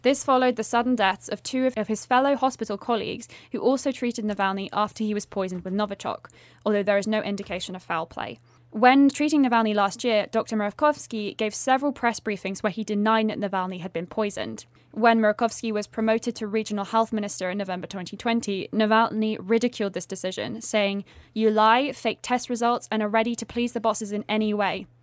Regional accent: United Kingdom; as a Brit

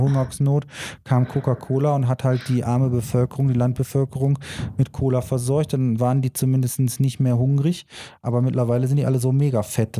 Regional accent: Germany; bei uns in Deutschland

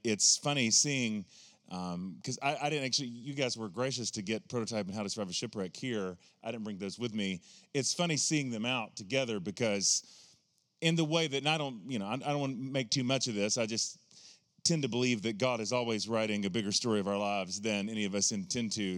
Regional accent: the South, United States; I always refer to myself as a hillbilly Pentecostal, 'cause I grew up in the South

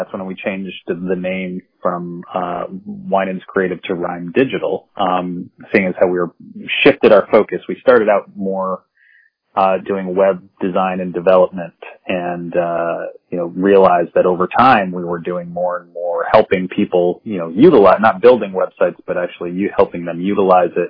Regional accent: the Northampton area, Massachusetts, United States; also born or lived in Boston; I'm originally from the area and moved back from Boston

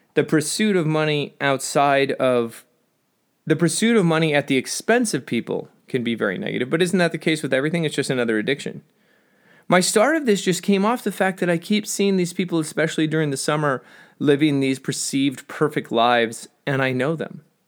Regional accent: Southern California, United States; I'm from Southern California

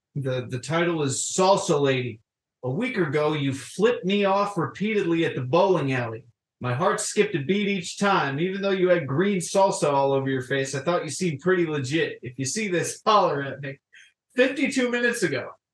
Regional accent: Florida, United States; I grew up in Florida, and uh, despite growing up in a certain town in Florida

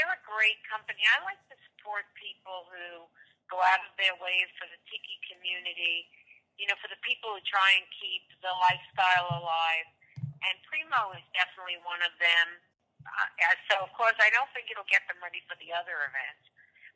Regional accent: East Coast, United States; moved away; I come from the East Coast

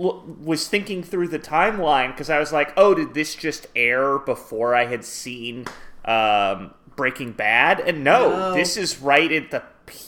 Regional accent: Sonoma County, California, United States; I'm from Sonoma County.

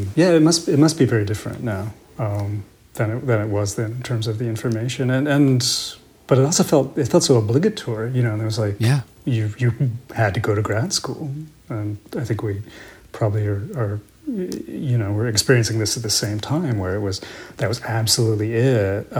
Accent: Salinas, California, United States; now in Vermont, United States; I grew up in California, in Salinas, California.

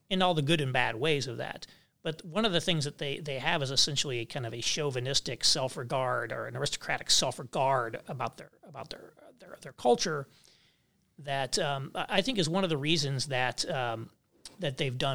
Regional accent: Kentucky, United States; for example, I grew up near Louisville, so I know Louisville well.

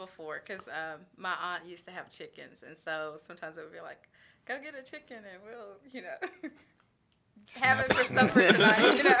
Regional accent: Brazoria, Texas, United States; I grew up about an hour south of here in Brazoria.

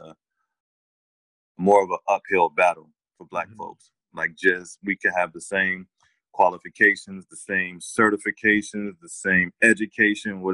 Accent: New York City, New York, United States; now in California, United States; I'm originally from New York, the Bronx specifically. I've been in Cali since 2002

